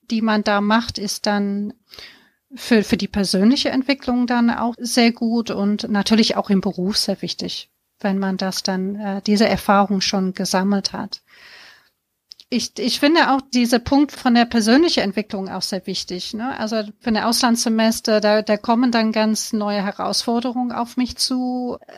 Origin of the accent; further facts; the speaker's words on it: United Kingdom; Ich habe BWL oder genauer gesagt Business Studies in Großbritannien studiert, mhm. wo ich aufgewachsen bin.